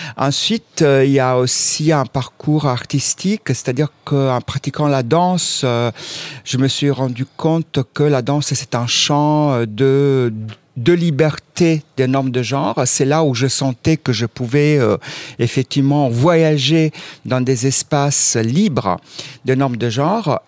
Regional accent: Southern Italy, Italy; now in France; moi je viens aussi du sud de l'Italie

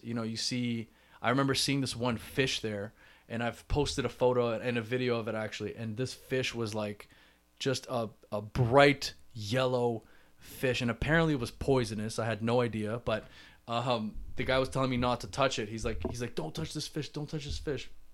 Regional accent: Toronto, Ontario, Canada; I'm from Toronto

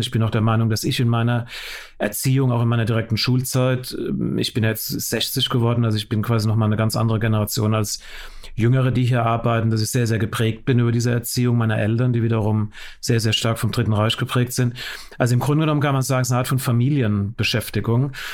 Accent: West Germany, Germany; ich bin im Westen geboren

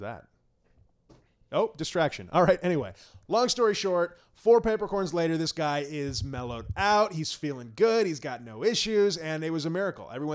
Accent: Canada; I'm Canadian

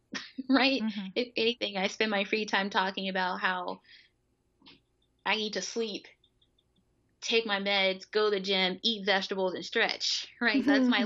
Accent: Mississippi, United States; moved away; also born or lived in Philadelphia; people who knew me from Mississippi

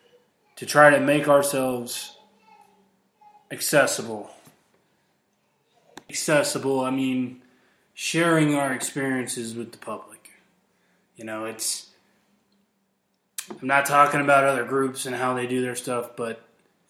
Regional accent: Midwest, United States; now in Colorado, United States; I'm from the Midwest

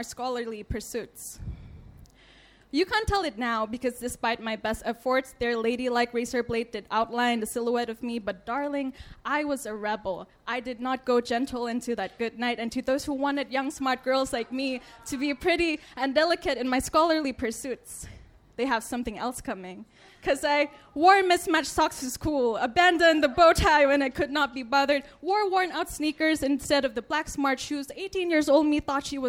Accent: Thailand; When you're a girl growing up in Thailand

